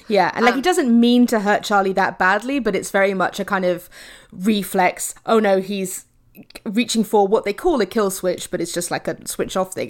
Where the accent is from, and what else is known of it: United Kingdom